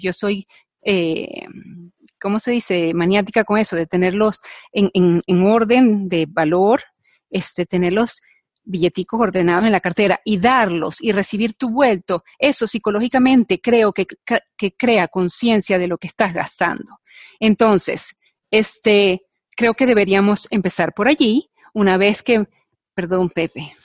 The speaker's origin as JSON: {"language": "Spanish", "country": "Venezuela", "moved": "as an adult", "lives_now": "United States", "said": "Yo vengo de Venezuela donde agradezco que se haya hecho un poco más difícil, o sea, bueno, yo salí de Venezuela hace 20 años"}